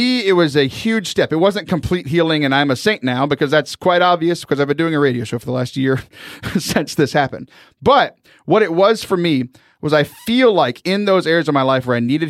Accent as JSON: {"language": "English", "region": "Southern Texas", "country": "United States", "said": "I'm from Southern Texas"}